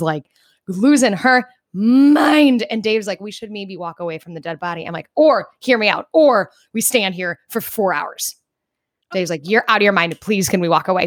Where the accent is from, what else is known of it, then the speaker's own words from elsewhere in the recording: New York, United States; I said, "New York."